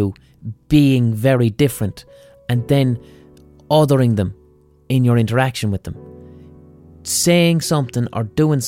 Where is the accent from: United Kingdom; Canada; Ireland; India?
Ireland; I was raised in a fucking culture which is essentially racist or xenophobic or whatever the fuck you have, you know. But blind by, we're Irish.